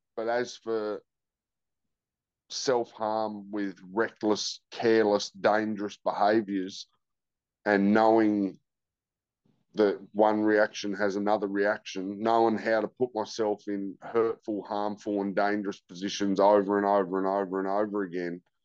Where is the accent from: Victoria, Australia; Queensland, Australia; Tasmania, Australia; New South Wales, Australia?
Tasmania, Australia; George Town; also born or lived in Launceston, Tasmania; I grew up in Georgetown. From one to 10